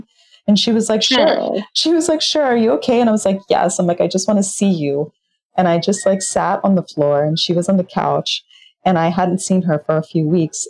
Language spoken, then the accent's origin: English; Florida, United States; moved away; I come from Florida originally